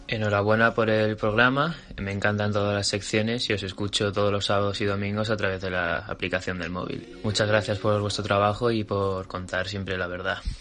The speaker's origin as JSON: {"language": "Spanish", "town": "Madrid", "region": "Community of Madrid", "country": "Spain", "moved": "as an adult", "lives_now": "Cape Town, South Africa", "said": "soy de Madrid y os escucho desde Ciudad del Cabo, Sudáfrica."}